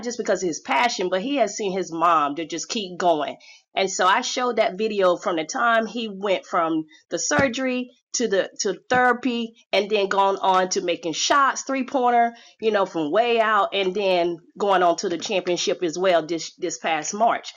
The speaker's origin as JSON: {"language": "English", "town": "Chapel Hill", "region": "North Carolina", "country": "United States", "said": "my stomping ground in North Carolina. I'm from Chapel Hill, Tar Heel Clan"}